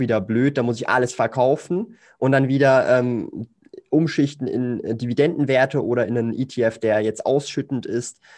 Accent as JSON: {"language": "German", "country": "Switzerland", "said": "Ich komme aus der Schweiz, lebe in Zürich"}